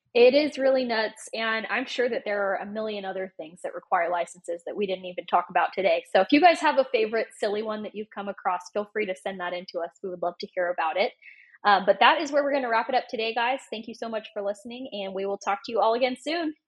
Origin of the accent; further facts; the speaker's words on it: Oregon, United States; moved away; I grew up in Oregon